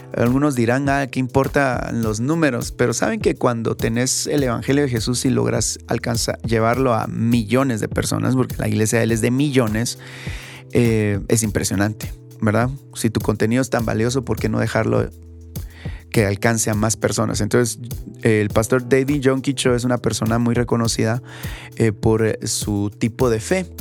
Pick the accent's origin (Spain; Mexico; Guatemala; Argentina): Guatemala; aquí en mi país, aquí en Guatemala